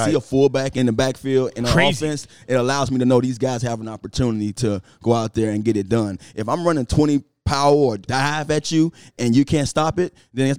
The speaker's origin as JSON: {"language": "English", "town": "Miami", "region": "Florida", "country": "United States", "tie": "born or raised there", "said": "I grew up in Miami"}